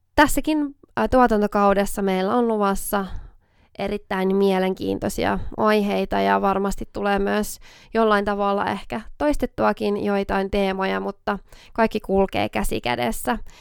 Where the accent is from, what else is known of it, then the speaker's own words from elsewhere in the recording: Oulu, North Ostrobothnia, Finland; accent: Oulu dialect; me tunnetaan Lotan kanssa tuolta ihan lapsuudesta asti, eli ollaan siis Oulusta molemmat kotoisin